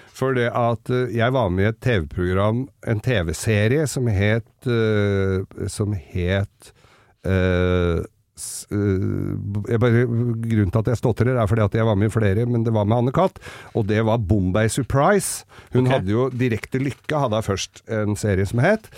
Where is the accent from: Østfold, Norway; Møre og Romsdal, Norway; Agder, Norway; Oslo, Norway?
Oslo, Norway; jeg vokste jo opp med ham på Manglerud